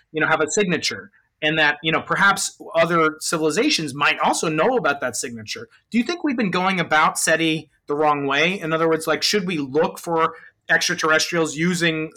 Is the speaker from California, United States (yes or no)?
yes; San Diego, California, United States; I'm from San Diego.